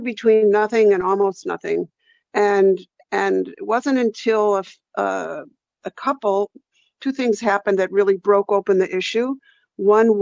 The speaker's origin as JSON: {"language": "English", "area": "San Francisco Bay Area", "region": "California", "country": "United States", "tie": "born or raised there", "said": "growing up in the San Francisco Bay Area"}